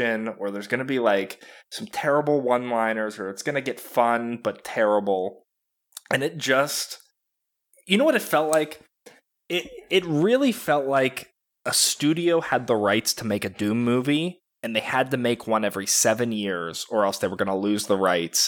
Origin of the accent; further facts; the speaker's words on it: Ireland; I'm Irish. It's fine.